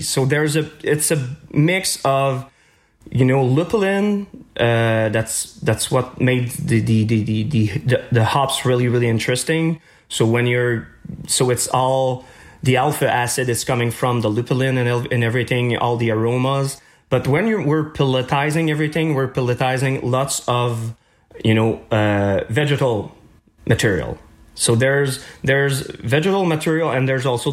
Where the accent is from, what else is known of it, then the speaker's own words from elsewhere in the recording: Chicoutimi, Quebec, Canada; moved away as an adult; now in Montreal, Canada; I'm coming from Chicoutimi